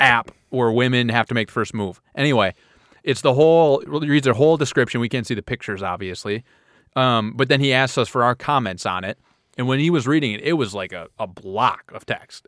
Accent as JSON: {"language": "English", "region": "Midwest", "country": "United States", "said": "We're from the Midwest"}